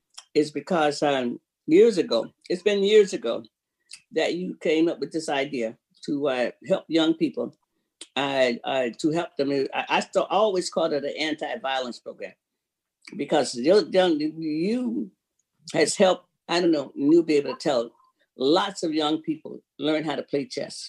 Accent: Florida, United States; now in Seattle, United States; that's my home state. So I'm from Florida.

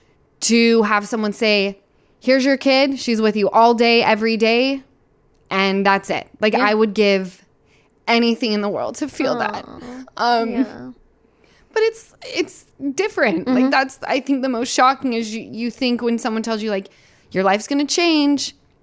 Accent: Utah, United States; moved away; I'm from Utah.

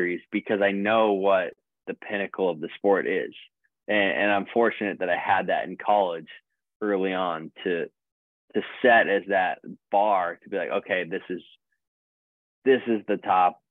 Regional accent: United States; as an American

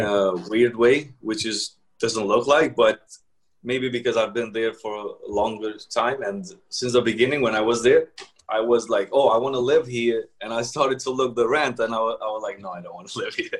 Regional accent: Kosovo; moved away as an adult; now in New York, United States; I'm from Kosovo originally, but I've been here for like ten years now, in New York.

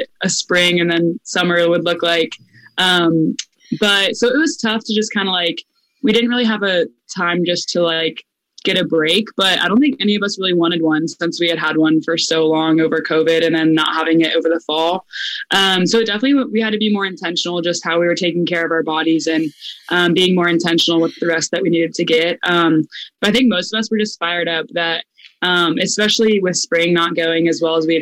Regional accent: Tampa, Florida, United States; I'm from Tampa

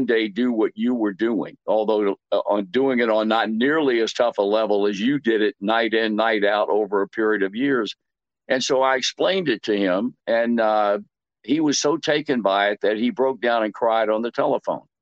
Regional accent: Portsmouth, Virginia, United States; I was born and raised in Portsmouth, Virginia

